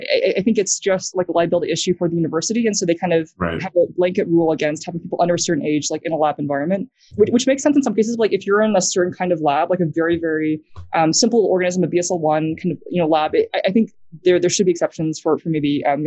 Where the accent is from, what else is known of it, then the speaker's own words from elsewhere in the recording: New Zealand; accent: American; I grew up in New Zealand. I basically stayed in our house all the time. So that's why I still have an American accent, not a New Zealand accent